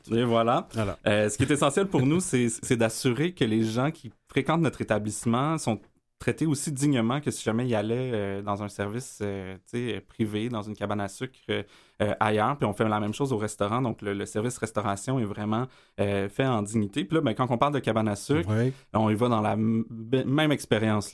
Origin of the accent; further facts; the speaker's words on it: Montreal, Quebec, Canada; also born or lived in Hochelaga-Maisonneuve, Montreal; je, suis un gars de l'Est de Montréal. Euh, j'ai grandi dans Rosemont, j'ai habité dans Schlaga aussi.